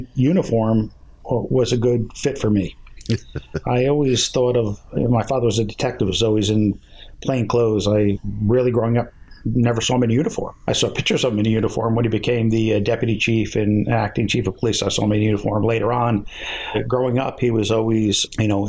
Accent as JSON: {"language": "English", "town": "Harrison", "region": "New Jersey", "country": "United States", "tie": "born or raised there", "said": "a few miles from where I grew up in Harrison, right down the street almost"}